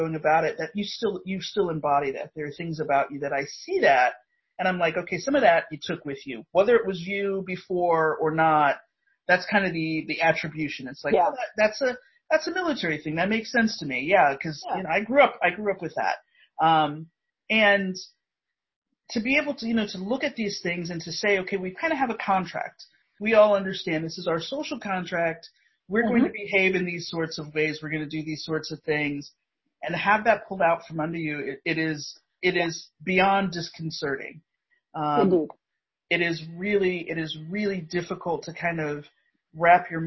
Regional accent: Indiana, United States; I'm a Midwestern Indiana suburban kid.

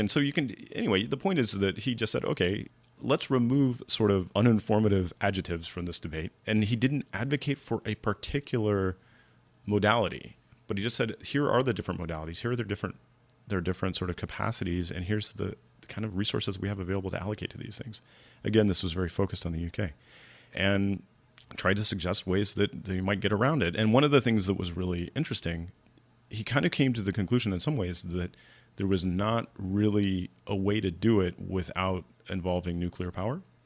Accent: United States; as an American

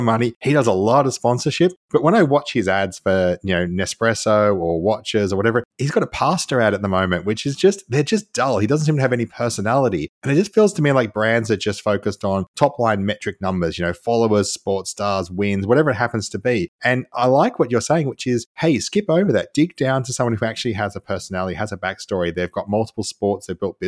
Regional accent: Australia; I'm Australian, so we're known for our swearing.

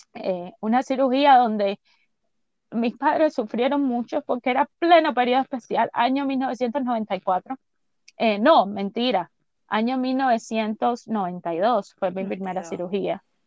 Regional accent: San Cristóbal, Artemisa, Cuba; yo nací en San Cristóbal, me llevaron para el hospital de San Cristóbal

